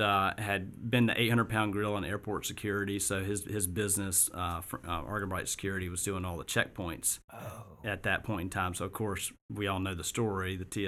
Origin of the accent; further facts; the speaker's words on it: Augusta, Georgia, United States; moved away as an adult; also born or lived in Colorado; I grew up in Augusta